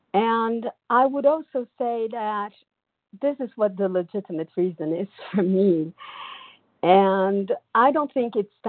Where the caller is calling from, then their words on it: São Paulo, Brazil; I'm calling from Brazil, São Paulo.